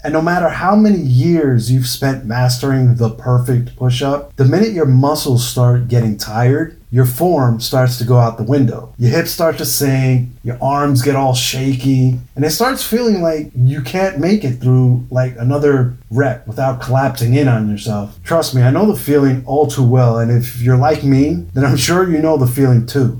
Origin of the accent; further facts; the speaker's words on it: New York, United States; experiences growing up in New York